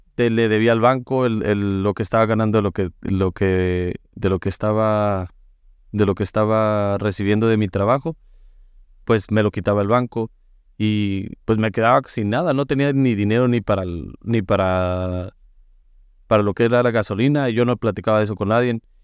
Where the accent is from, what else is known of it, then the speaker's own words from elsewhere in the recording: Mexico; moved away; en México nos acostumbraban para el fin de año de llevarnos al, al Santísimo